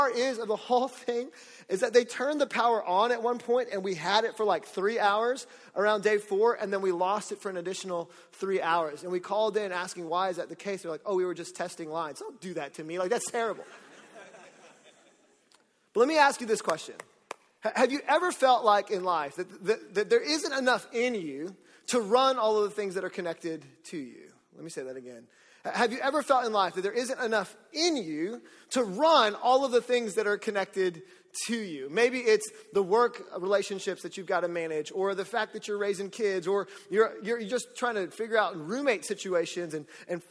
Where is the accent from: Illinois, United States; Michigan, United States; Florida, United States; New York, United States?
Florida, United States; Orlando; I'm from Orlando, so I've grown up with Hurricane Charlie